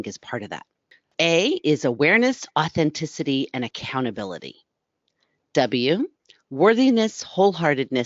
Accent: East Coast, United States; I grew up as an East Coast girl

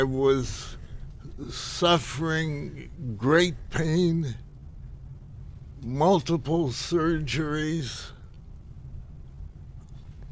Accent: Akron, Ohio, United States; moved away; also born or lived in Maryland; Akron, Ohio

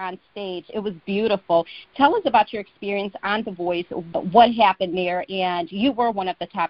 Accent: Chicago, Illinois, United States; I'm from Chicago.

